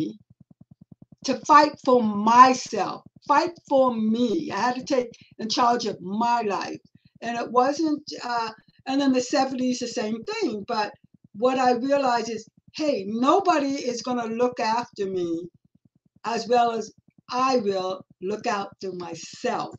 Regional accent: Los Angeles, California, United States; also born or lived in Hawaii / Nevada / Westlake Village; I was born and raised in Los Angeles

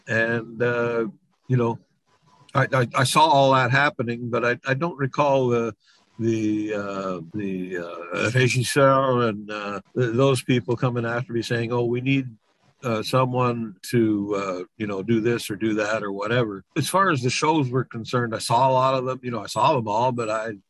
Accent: Quebec, Canada; accent: Quebecois; I knew how to speak French. Obviously, I got made fun of because my Quebecois accent

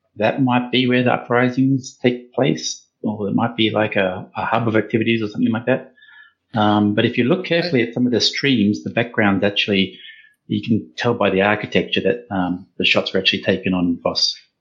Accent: Australia; accent: Australian; I'm an Australian myself

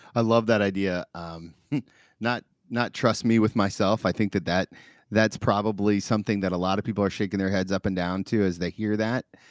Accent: Dayton, Ohio, United States; born in my hometown, where I'm recording from right now, downtown Dayton, Ohio

